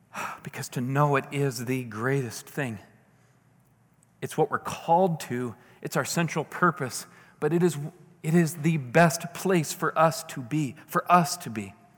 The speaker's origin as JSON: {"language": "English", "town": "St. Louis", "region": "Missouri", "country": "United States", "tie": "born or raised there", "said": "my hometown. You know, beautiful. You can see downtown St. Louis"}